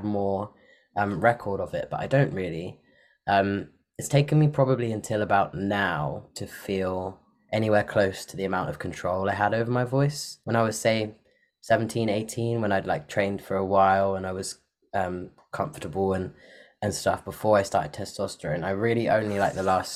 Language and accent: English; Parkstone, South West England, United Kingdom; also born or lived in Bristol; I grew up like different places on the South Coast, but I did most of my growing up in a little town called Parkstone, which is by like Poole and Bournemouth